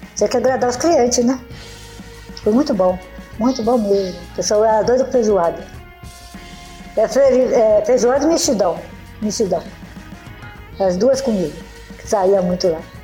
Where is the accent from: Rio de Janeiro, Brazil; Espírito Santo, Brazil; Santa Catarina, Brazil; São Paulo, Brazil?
Rio de Janeiro, Brazil; Petrópolis; moved away as an adult; now in Minas Gerais, Brazil; Sou de Petrópolis, até do Rio.